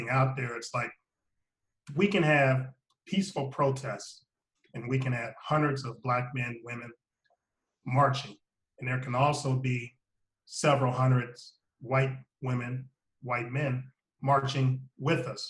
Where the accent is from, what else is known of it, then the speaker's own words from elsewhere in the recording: Alliance, Ohio, United States; moved away; also born or lived in Florida; my hometown of Alliance, Ohio